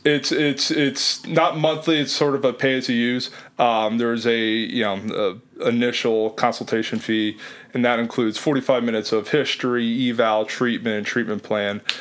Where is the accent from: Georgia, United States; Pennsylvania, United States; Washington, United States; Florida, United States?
Pennsylvania, United States; Lehigh Valley; moved away as an adult; also born or lived in Illinois / Philadelphia / South Jersey / Jersey Shore; I'm originally from Lehigh Valley, so I was familiar with the area